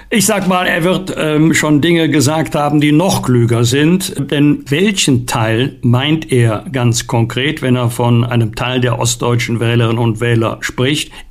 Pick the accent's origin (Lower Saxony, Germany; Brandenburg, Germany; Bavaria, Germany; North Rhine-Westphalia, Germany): North Rhine-Westphalia, Germany; Bergisch Gladbach; Also jedenfalls in meiner Heimatstadt Bergisch Gladbach, wohl auch in Köln